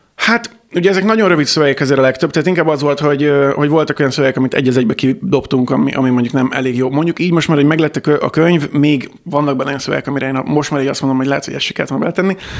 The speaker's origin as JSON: {"language": "Hungarian", "town": "Kecskemét", "region": "Bács-Kiskun", "country": "Hungary", "tie": "born or raised there", "said": "én Kecskeméten születtem, és ott is nőttem fel"}